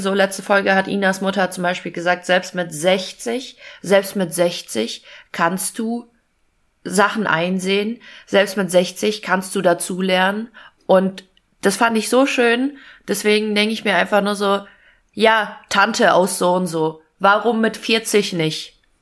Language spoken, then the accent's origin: German; Fulda, Hesse, Germany; ich komme ja aus Fulda